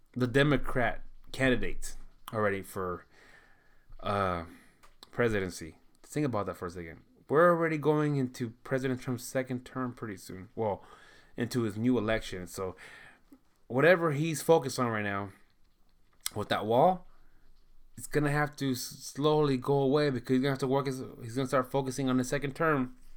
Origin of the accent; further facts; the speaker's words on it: United States; I know that I'm, I'm American.